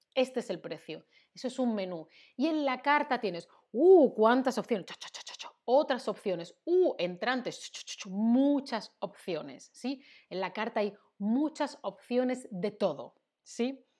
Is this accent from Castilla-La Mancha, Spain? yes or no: no; Seville, Andalusia, Spain; Yo soy del sur, soy de Sevilla, en Andalucía.